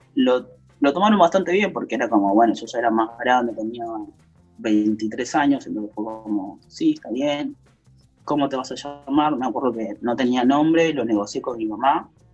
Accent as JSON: {"language": "Spanish", "region": "Córdoba", "country": "Argentina", "said": "Yo soy de Córdoba, Córdoba es una provincia muy de derecha"}